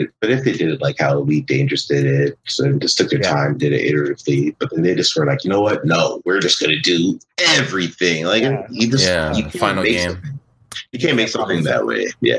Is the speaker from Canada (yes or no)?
yes; near St. Catharines, Ontario, Canada; Close to my hometown.